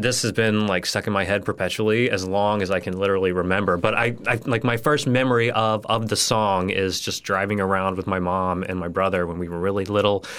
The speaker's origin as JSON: {"language": "English", "town": "Houston", "region": "Texas", "country": "United States", "tie": "born or raised there", "also_born_or_lived": "San Marcos, Texas / Gainesville / Winter Park, Florida / LaBelle, Florida", "moved": "as an adult", "lives_now": "Fort Myers, United States", "said": "I grew up in Houston, like a suburb outside of Houston, Texas"}